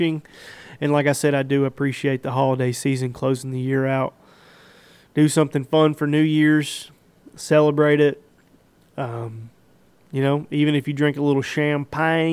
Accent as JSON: {"language": "English", "country": "United States", "said": "I'm an American"}